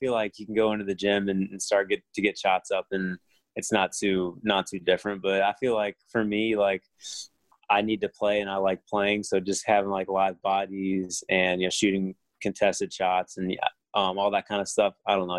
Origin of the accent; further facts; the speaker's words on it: Orlando, Florida, United States; I grew up in Orlando.